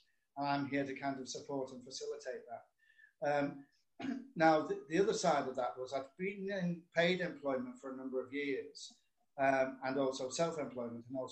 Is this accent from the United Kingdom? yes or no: yes; Liverpool, North West England, United Kingdom; now in St Helens, United Kingdom; I'm originally from Liverpool, but I now live in St. Helens, Merseyside, but it's just up the road from Liverpool, so not far.